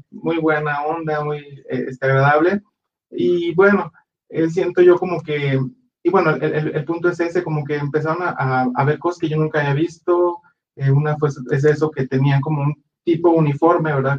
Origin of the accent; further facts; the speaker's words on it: Guadalajara, Jalisco, Mexico; en la iglesia donde crecimos nosotros fue en la ciudad de Guadalajara, nosotros somos de Guadalajara